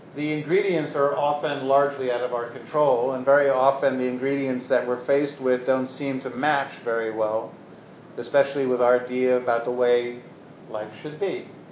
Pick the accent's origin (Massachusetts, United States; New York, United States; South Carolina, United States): New York, United States; Brooklyn; I was from Brooklyn